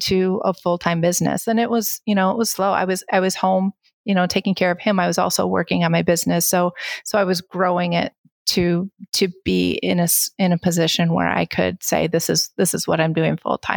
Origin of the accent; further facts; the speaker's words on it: Kalamazoo, Michigan, United States; moved away as an adult; I grew up in Kalamazoo and I went to school in Kalamazoo